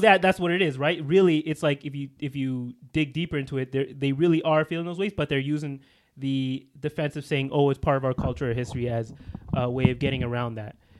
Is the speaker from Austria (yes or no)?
no; Canada; we're, we're Canadians